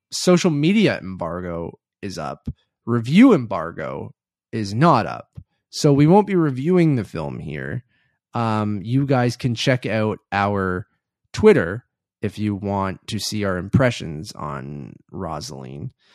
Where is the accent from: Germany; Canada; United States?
Canada; As a Canadian